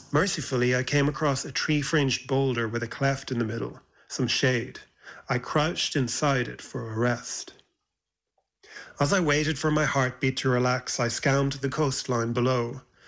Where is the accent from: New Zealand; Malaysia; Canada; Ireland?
Ireland; growing up in Ireland never felt like he fit